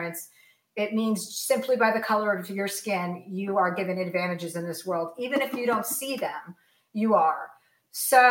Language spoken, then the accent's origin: English; New Jersey, United States; also born or lived in Martha's Vineyard; I grew up in New Jersey